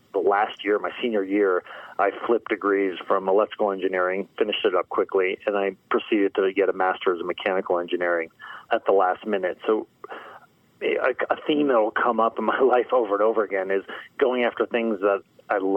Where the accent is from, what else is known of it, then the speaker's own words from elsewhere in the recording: Connecticut, United States; moved away as an adult; also born or lived in California; I grew up in the East Coast in Connecticut.